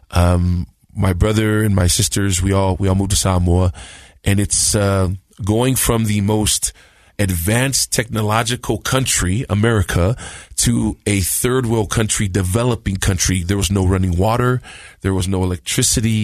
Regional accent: Compton, California, United States; also born or lived in San Bruno, California; I was born in San Bruno, San Francisco in the Bay Area. I think I was 6 months old, my mom said, and we moved to Compton, California

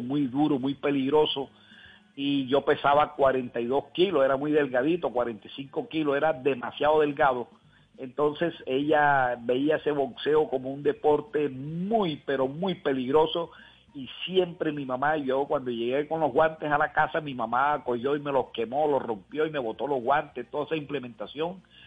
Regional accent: Montería, Córdoba, Colombia; desde aquí de Montería

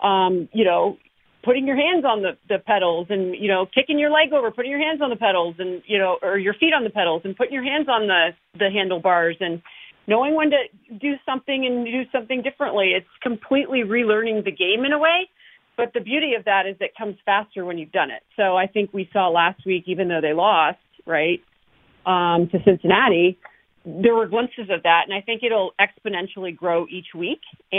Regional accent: Canada; No, I'm originally from Canada, but I grew up in snowbanks, so that's much easier for me.

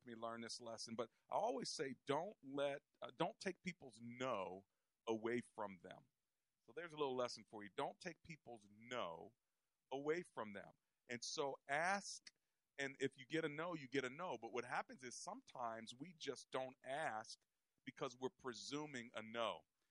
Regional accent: United States; we're from America.

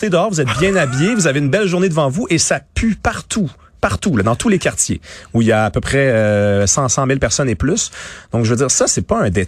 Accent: Montreal, Quebec, Canada; Moi, je viens de l'ouest de la ville. J'ai grandi dans NDG.

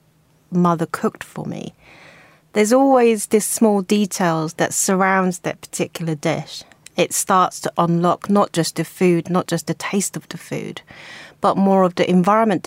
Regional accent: South Korea; moved away as an adult; now in United Kingdom

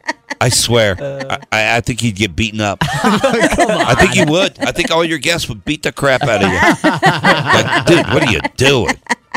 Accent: Nashville, Tennessee, United States; moved away; My hometown, Nashville

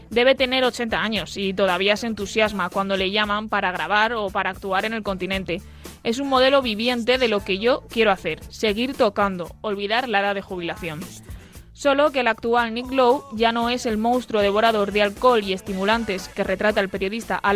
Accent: Finland; Spanish is a second language; Hola, soy de Finlandia.

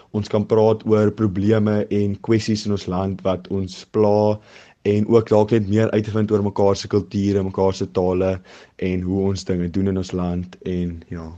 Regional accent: South Africa

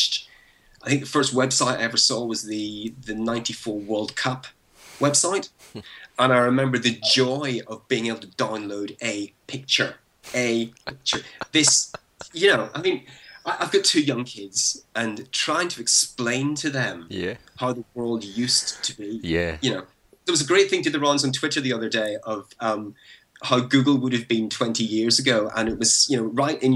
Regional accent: Belfast, Northern Ireland, United Kingdom; moved away; I was born and raised in Belfast, and I grew up there through the 70s and 80s

